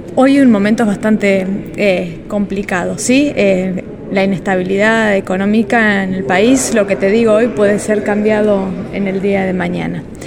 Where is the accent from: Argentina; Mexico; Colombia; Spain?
Argentina; cortes que los argentinos no comemos